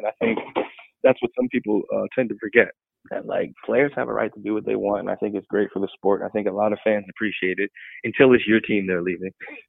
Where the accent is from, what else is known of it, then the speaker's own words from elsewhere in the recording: Canton, Ohio, United States; You know I'm from Ken, right? You know I'm not from Cleveland.